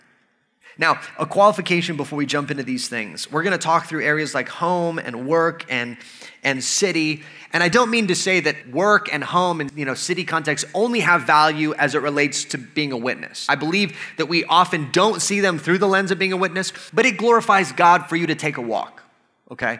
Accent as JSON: {"language": "English", "country": "United States", "said": "I'm an American"}